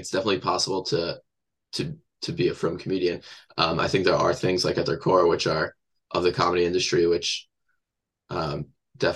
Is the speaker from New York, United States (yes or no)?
no; Teaneck, New Jersey, United States; I grew up in Teaneck.